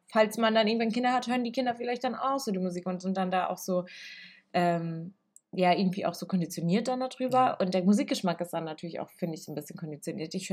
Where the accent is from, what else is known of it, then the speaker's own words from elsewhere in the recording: Italy; weil ich bin in einer italienischen Familie aufgewachsen, so ich bin Italienerin, in Italien geboren.